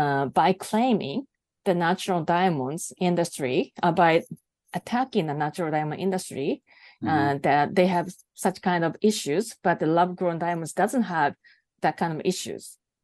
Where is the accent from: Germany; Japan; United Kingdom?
Japan; first language Japanese; English is a second language; Well, my native language is Japanese, so I didn't find any information in Japanese.